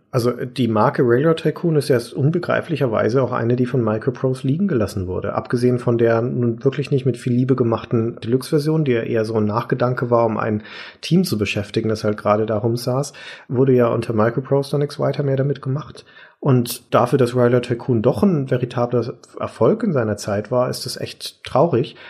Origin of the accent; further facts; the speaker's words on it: Nuremberg, Bavaria, Germany; meine Heimatstadt